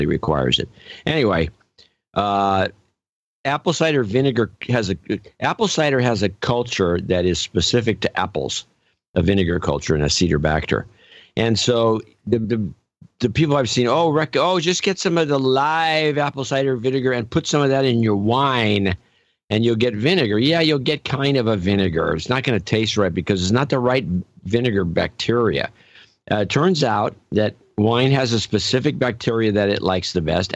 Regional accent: California, United States; I'm a Californian and we drive a lot

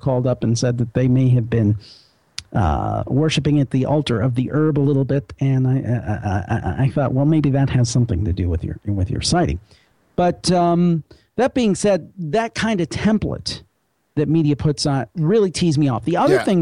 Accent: Cleveland, Ohio, United States; I come from the Cleveland area

